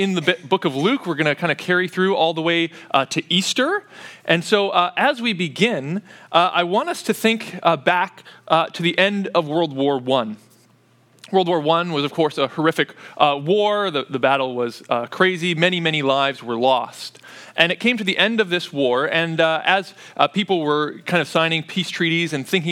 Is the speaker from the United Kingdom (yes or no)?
no; Canada; as a child growing up in Canada